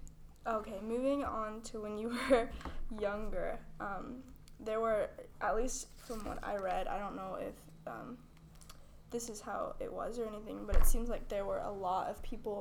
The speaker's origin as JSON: {"language": "English", "town": "Miami", "region": "Florida", "country": "United States", "said": "I'm actually from Miami."}